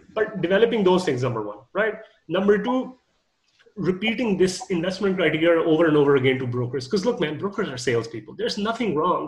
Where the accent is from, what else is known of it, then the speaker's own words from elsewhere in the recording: Canada; I'm Canadian